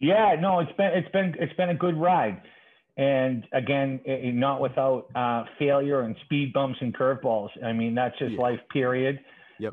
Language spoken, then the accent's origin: English; Boston, Massachusetts, United States; also born or lived in Dorchester, Boston; I'm a lifelong Boston resident, very proud, uh, born and raised uh, in the city of Boston